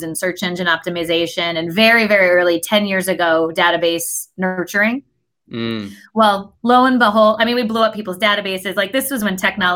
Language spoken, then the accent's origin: English; Connecticut, United States; I grew up in Connecticut